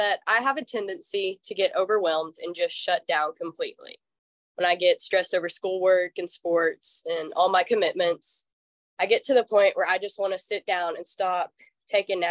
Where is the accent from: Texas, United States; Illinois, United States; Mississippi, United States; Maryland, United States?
Texas, United States; I'm from Texas